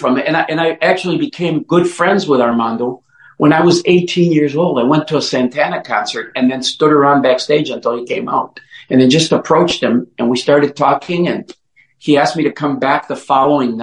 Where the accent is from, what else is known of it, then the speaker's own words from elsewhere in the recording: Oaxaca, Mexico; also born or lived in Mexico City; now in Detroit, United States; I was born in Mexico, in the southwest part of Mexico, in a state called Oaxaca